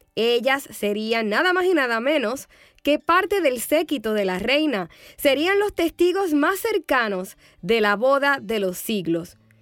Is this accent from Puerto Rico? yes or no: yes; Puerto Rico; moved away; cuando yo era más jovencita y ministraba en mi país, Puerto Rico.